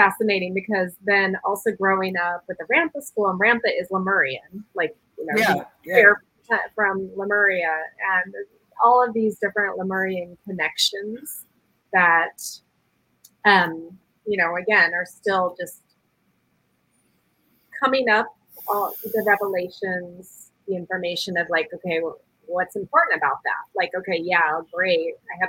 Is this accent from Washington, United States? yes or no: yes; Yale, Washington, United States; I grew up in Yale, Washington.